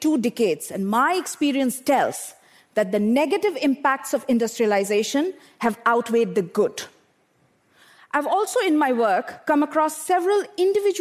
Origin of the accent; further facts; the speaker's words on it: Bokaro Steel City, Jharkhand, India; I grew up in Bokaro Steel City in eastern India, an industrial township surrounded by power plants